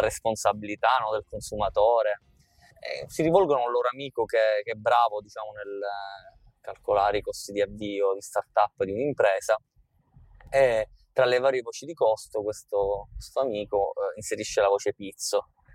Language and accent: Italian; Capaci, Sicily, Italy; io sono nato e cresciuto a Capaci